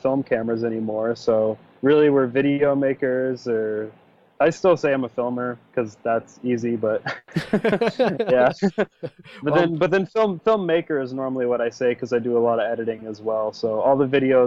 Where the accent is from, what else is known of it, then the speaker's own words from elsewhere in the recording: Clark Fork, Idaho, United States; I'm from Clark Fork, Idaho, which is a small town way up north by Lake Ponderé. And it's about 500 people, really tiny. But yeah, I grew up there